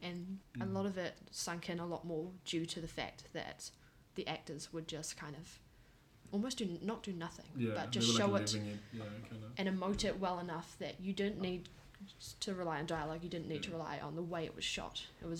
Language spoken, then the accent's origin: English; New Zealand